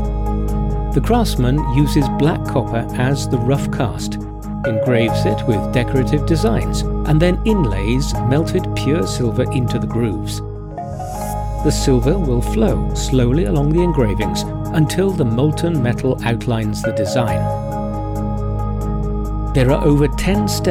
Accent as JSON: {"language": "English", "country": "Bangladesh", "said": "from Bangladesh"}